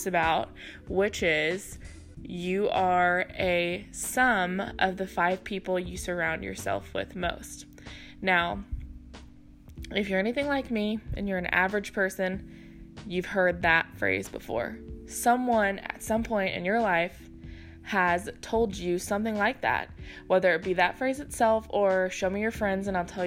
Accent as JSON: {"language": "English", "town": "Houston", "region": "Texas", "country": "United States"}